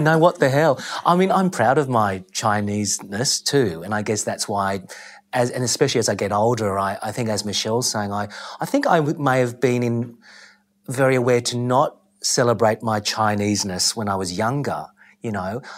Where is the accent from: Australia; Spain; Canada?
Australia; I'm so aware as an Aussie who's third generation here